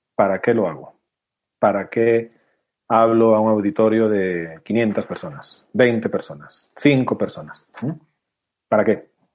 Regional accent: Spain; somos españoles

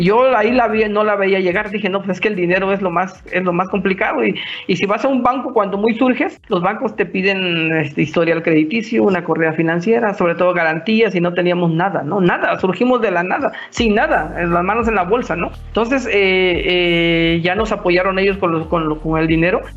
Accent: Mexico; somos mexicanos

